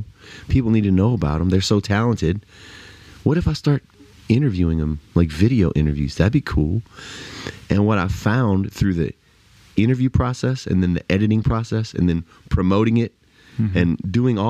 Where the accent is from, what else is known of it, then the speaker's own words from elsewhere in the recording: South Louisiana, United States; moved away as an adult; also born or lived in Lafayette, Louisiana; now in Nashville, United States; growing up in South Louisiana